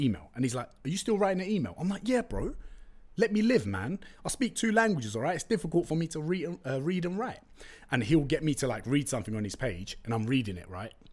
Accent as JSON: {"language": "English", "region": "London", "country": "United Kingdom", "tie": "born or raised there", "first_language": "Turkish", "second_language": "English", "said": "I was born in Tottenham, went to school in East London"}